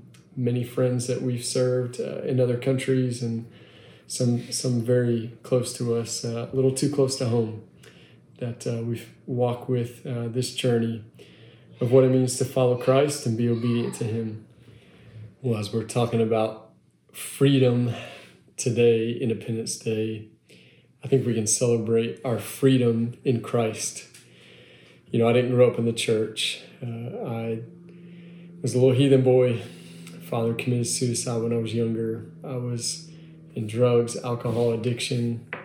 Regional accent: Long Island, New York, United States; now in Texas, United States; That's where I'm from originally, believe it or not. I know this accent doesn't say that, but I am from Long Island, New York originally.

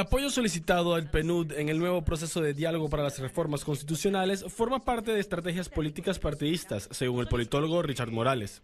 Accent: Panama; todos somos panameños

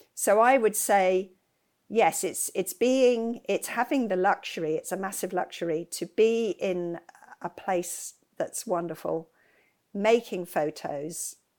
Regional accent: West Sussex, South East England, United Kingdom; I grew up in West Sussex.

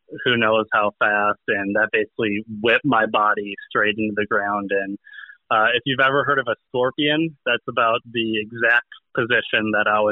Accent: Minnesota, United States; born and raised in Minnesota

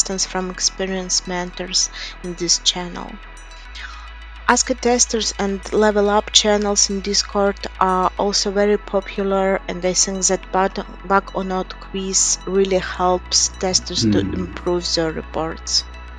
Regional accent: Gomel, Gomel Region, Belarus; I'm from Belarus. I was born in and I live in Gomel.

